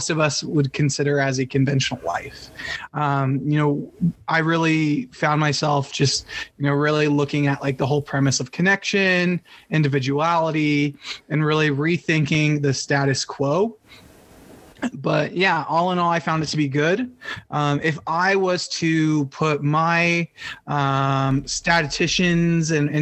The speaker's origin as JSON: {"language": "English", "region": "Northern Nevada", "country": "United States", "tie": "born or raised there", "said": "I was born and raised in Northern Nevada"}